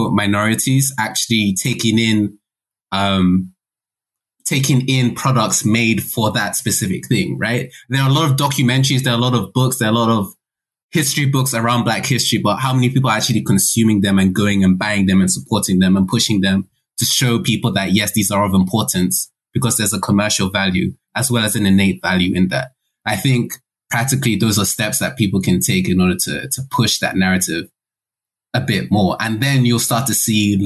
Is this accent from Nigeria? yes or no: yes; Nigeria; as a Nigerian